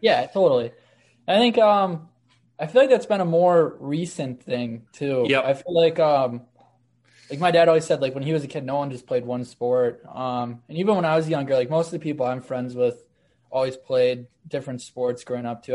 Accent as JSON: {"language": "English", "town": "Amherst", "region": "New York", "country": "United States", "tie": "born or raised there", "said": "a team called the Amherst Knights, which is like my hometown team"}